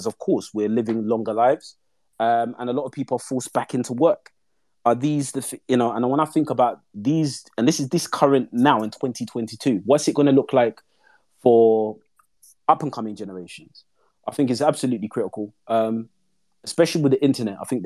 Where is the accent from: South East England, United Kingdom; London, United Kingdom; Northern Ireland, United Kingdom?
London, United Kingdom; I'm from East London